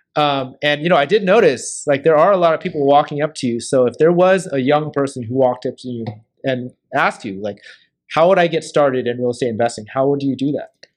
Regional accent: Portland, Oregon, United States; I grew up in North Portland

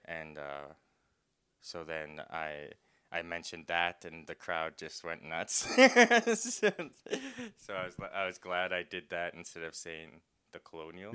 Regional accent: Saskatoon, Saskatchewan, Canada; I'm from Saskatoon, Saskatchewan

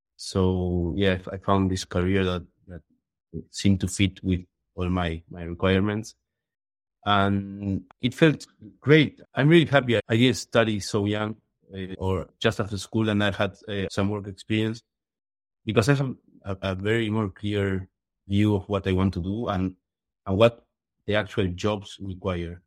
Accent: Uruguay; moved away as an adult; also born or lived in Chile; I'm from Uruguay.

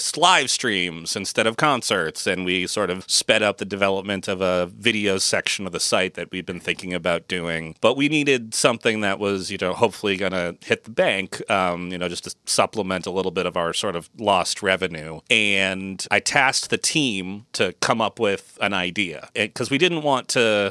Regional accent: Massachusetts, United States; moved away as an adult; also born or lived in San Francisco Bay Area, California; I was also moving my family from the San Francisco Bay Area back to my hometown here in Massachusetts

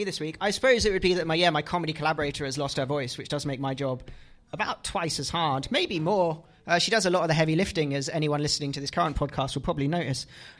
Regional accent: England, United Kingdom; I am English.

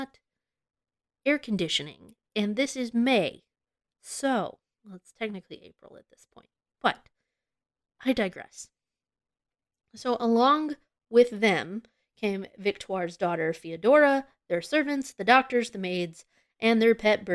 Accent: United States; accent: American; my American accent

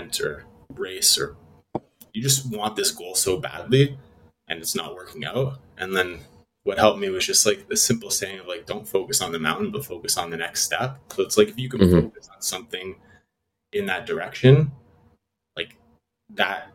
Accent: Toronto, Ontario, Canada; now in Vancouver, Canada; originally from Toronto

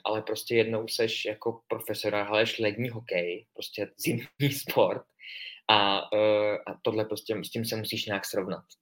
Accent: Czechia; jsme z České republiky

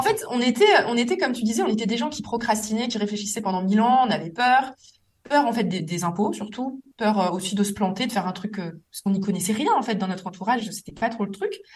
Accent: Metz, Grand Est, France; now in Paris, France; à Metz, ma ville natale

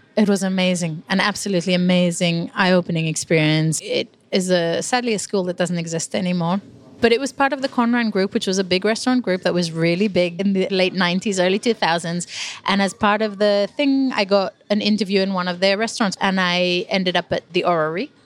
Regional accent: Israel; moved away as an adult; now in England; I grew up in Israel

